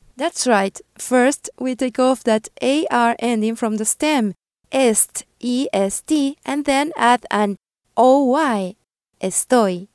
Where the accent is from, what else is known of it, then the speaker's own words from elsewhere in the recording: Peru; first language Spanish; English is a second language; I'm from Peru